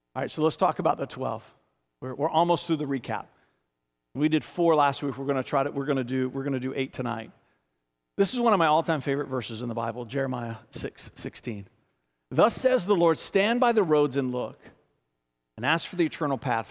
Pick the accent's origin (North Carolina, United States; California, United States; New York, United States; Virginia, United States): Virginia, United States; Richmond; born and raised in Richmond, f, getting ready to turn forty-eight in March, been here my whole life.